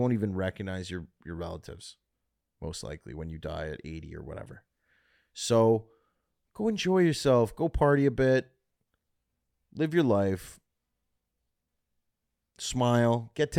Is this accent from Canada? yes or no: yes; Canada; I love the Middle East, I'm from Canada, but I wish I could live in Khala, Khalalala.